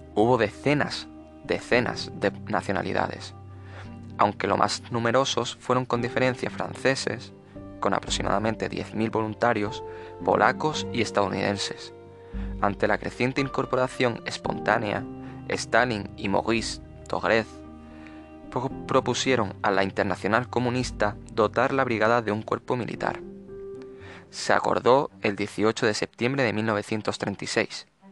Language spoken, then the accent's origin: Spanish; Andalusia, Spain; soy andaluz